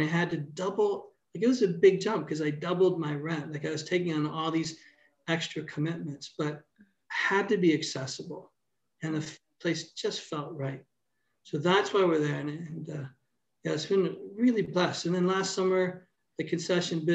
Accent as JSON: {"language": "English", "town": "Toronto", "region": "Ontario", "country": "Canada", "tie": "born or raised there", "also_born_or_lived": "Brampton / Port Credit", "moved": "as an adult", "lives_now": "Hamilton, Canada", "said": "I grew up in Toronto"}